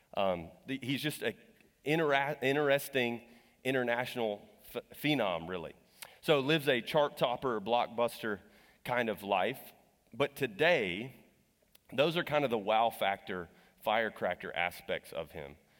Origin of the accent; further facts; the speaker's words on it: Texas, United States; I'm from Texas